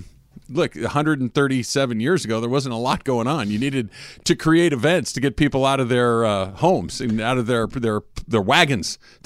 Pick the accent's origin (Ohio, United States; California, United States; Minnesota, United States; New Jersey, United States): California, United States; So Al and I are Californians.